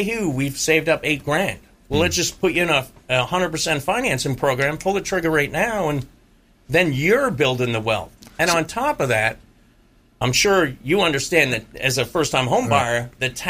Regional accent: Massachusetts, United States; now in Tampa, United States; I was born and raised in Massachusetts

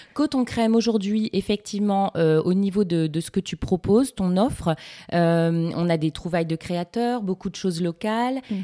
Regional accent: Lille, Hauts-de-France, France; Je suis lilloise

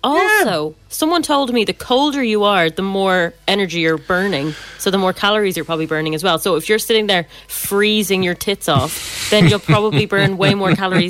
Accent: Ireland; being Irish

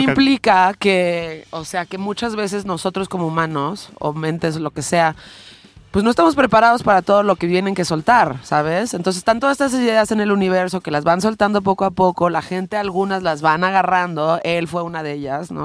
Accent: Mexico; yo nací en México

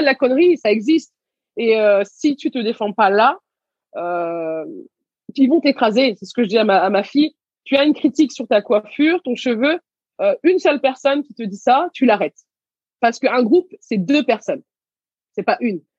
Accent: Garges-lès-Gonesse, Île-de-France, France; also born or lived in Senegal / Levallois-Perret; j'ai grandi à Gargigonès

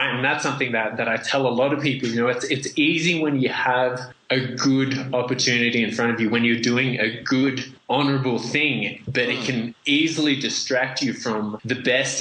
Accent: Australia; accent: very strange and confusing accent; moved away as an adult; also born or lived in Vietnam / Indonesia; now in Peru; we got accepted into Australia, where I grew up, and I ended up with this very strange and confusing accent.

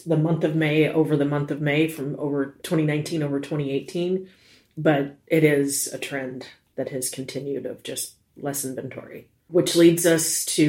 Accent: New York City, New York, United States; born there; I was born in New York City.

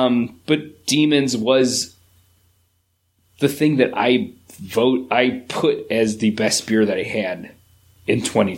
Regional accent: Buffalo, New York, United States; now in North Tonawanda, United States; oh, by the way, I'm from Buffalo. I'm from Buffalo.

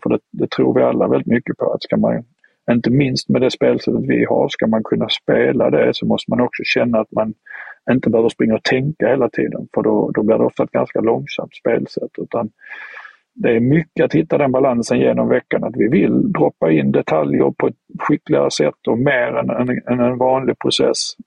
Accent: Sweden; moved away as an adult; now in Southampton, United Kingdom; familjen är kvar hemma i Sverige

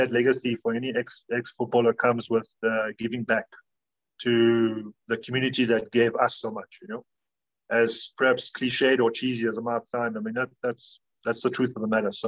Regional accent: Cape Town, Western Cape, South Africa; I'm from Cape Town

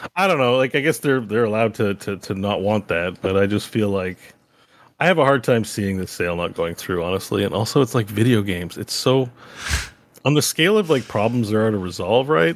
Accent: Canada

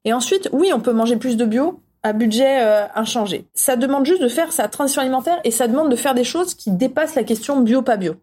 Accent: France; On est français

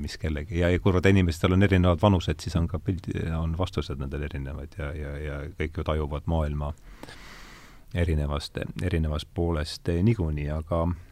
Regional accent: Rakvere, Lääne-Viru County, Estonia; ma olen Rakverest pärit

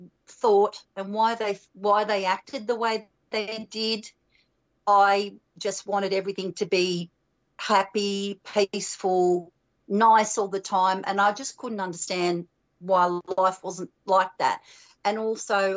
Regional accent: Australia; growing up in Australia

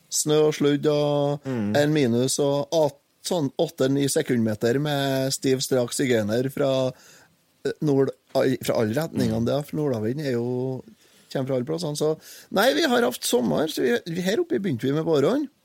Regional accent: Trøndelag, Norway; jeg er jo trønder

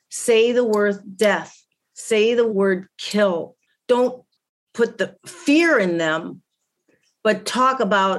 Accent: Chicago, Illinois, United States; moved away; I'm from Chicago.

